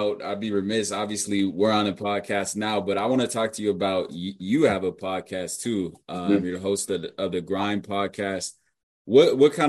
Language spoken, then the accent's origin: English; Bay Area, California, United States; we're both from the Bay Area